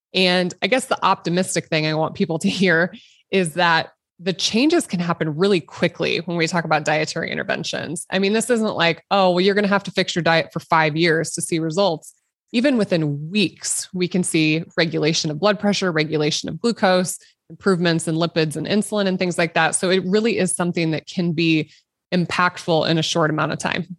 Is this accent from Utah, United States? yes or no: no; Nebraska, United States; a little girl growing up in Nebraska, which is currently where I practice. So I'm, I'm born and raised, and I, I haven't really left the state